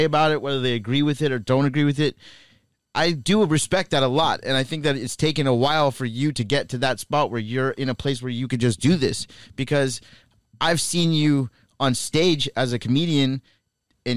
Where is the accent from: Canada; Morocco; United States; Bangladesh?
Canada; I grew up in Canada